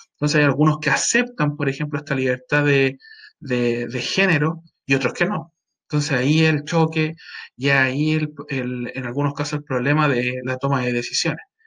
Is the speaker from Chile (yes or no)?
yes; Chile; a nosotros como personas, como ciudadanos chilenos